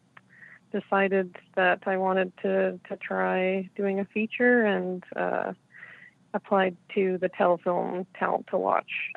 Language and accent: English; Saint John, New Brunswick, Canada; also born or lived in Fredericton, New Brunswick; I grew up in St. John, New Brunswick